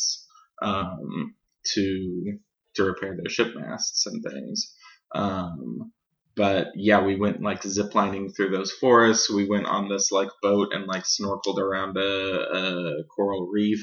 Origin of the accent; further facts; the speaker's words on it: Missouri, United States; growing up in Missouri